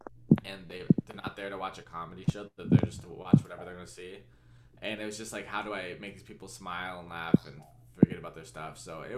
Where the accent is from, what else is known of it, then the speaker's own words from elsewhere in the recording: San Diego, California, United States; now in Los Angeles, United States; I grew up in San Diego, but I didn't grow up with military people in my family besides, like, grandparents